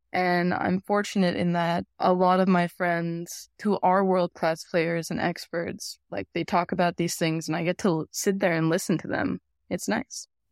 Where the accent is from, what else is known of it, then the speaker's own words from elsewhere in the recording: Las Vegas, Nevada, United States; I grew up in Vegas